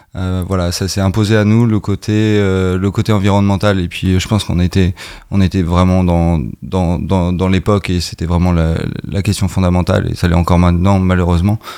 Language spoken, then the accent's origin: French; Caen, Normandy, France; on est beaucoup de Caen